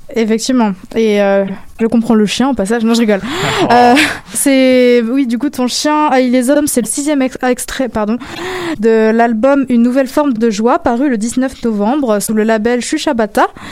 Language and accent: French; near Saint-Nazaire, Pays de la Loire, France; moved away; Saint-Nazaire qui est une ville juste à côté de chez moi en France